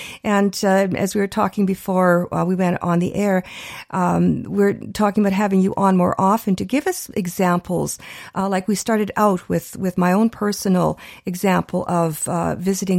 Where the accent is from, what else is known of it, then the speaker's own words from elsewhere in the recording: Canada; we're Canadian born